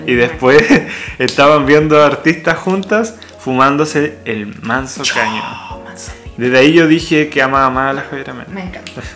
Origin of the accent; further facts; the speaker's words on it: Chile; somos Chile